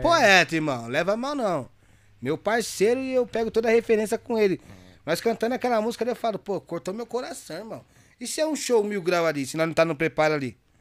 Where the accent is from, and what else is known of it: Itaquaquecetuba, São Paulo, Brazil